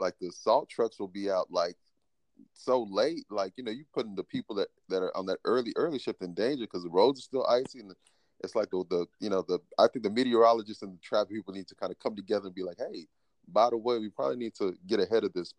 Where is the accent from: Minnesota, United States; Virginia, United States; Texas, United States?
Texas, United States; Garland; also born or lived in Dallas, Texas; So I was born in Dallas. I currently reside in Dallas. Born in Dallas, raised in Garland, Texas. For those people in Texas, kind of a suburb out right outside of Dallas.